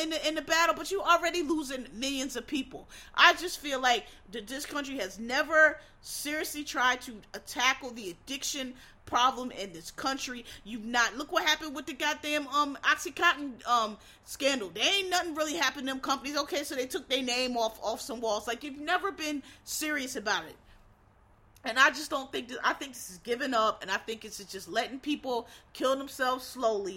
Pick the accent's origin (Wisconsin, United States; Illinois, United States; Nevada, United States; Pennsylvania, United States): Pennsylvania, United States; Philadelphia; I'm from Philadelphia. Born and raised